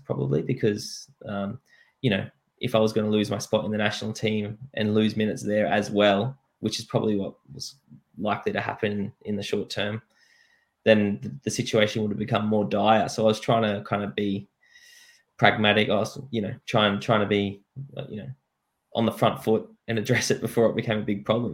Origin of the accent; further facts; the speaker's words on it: Australia; moved away as an adult; also born or lived in Suffolk, England; go back to Australia, play for my hometown